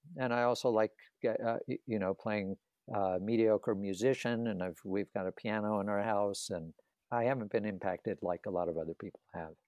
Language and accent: English; the South, United States; I grew up in the South